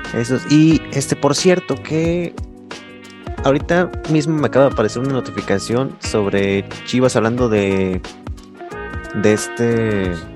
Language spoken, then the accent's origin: Spanish; Guadalajara, Jalisco, Mexico; soy de Guadalajara y yo siento bien cabrón el, clásico tapatío